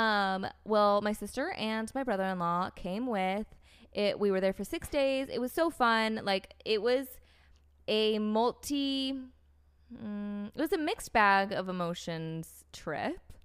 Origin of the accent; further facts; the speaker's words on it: North Carolina, United States; also born or lived in Florida; I grew up in the States. I grew up in North Carolina. I was born in Florida.